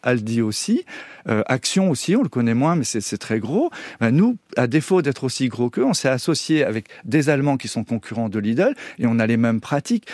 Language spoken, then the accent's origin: French; Breton, Brittany, France; Je suis breton.